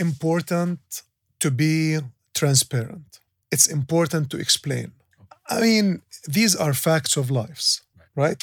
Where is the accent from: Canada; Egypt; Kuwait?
Kuwait; now in Dubai, United Arab Emirates; I grew up in Kuwait